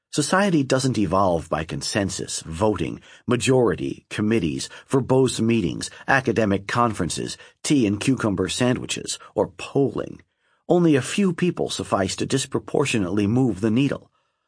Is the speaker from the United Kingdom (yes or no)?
no; Lebanon; I grew up in Lebanon at the time when the population was about half Christian